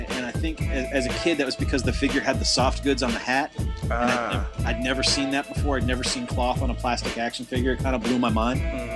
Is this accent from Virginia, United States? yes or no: no; Massachusetts, United States; I'm from Massachusetts.